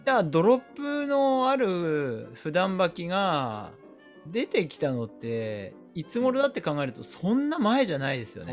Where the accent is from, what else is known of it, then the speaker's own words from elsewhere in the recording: Tohoku, Japan; かたや僕東北ですよ。